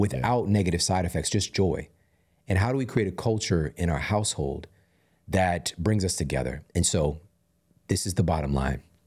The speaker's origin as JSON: {"language": "English", "town": "Ferguson", "region": "Missouri", "country": "United States", "also_born_or_lived": "St. Louis", "moved": "yes", "said": "I'm being from Ferguson and seeing, I'm, I'm living in this glorified food desert."}